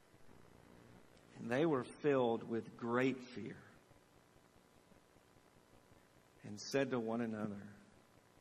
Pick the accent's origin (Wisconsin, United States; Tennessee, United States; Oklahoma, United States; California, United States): Tennessee, United States; Southern; I grew up bass fishing on the Tennessee River with one of my uncles